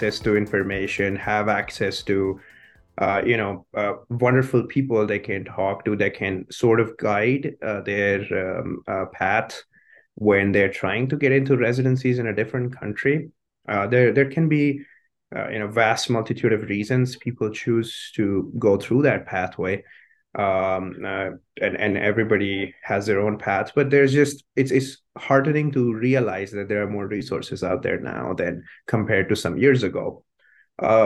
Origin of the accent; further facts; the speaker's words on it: Chandigarh, India; moved away as an adult; also born or lived in Minnesota, United States; now in United States; It's Chandigarh is the city. That's where I grew up